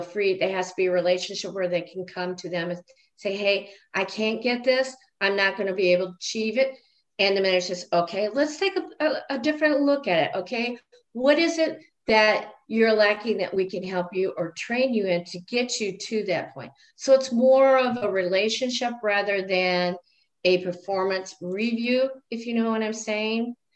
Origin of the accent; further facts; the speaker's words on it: Illinois, United States; now in Nebraska, United States; I'm from Illinois, so there was more diversity there than there is in Nebraska